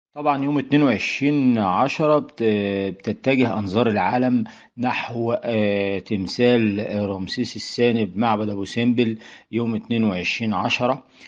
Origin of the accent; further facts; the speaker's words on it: Egypt; احنا عندنا في مصر أماكن غنية كبيرة جدا